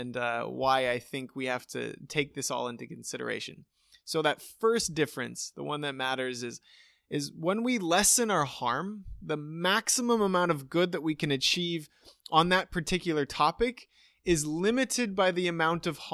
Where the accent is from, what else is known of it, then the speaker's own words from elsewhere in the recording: United States; being an American